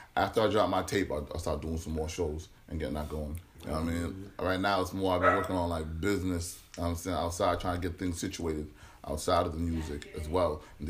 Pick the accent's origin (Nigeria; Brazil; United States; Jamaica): United States; Brockton, Massachusetts; also born or lived in Boston; I'm from Brockton. I was actually born in Boston, though.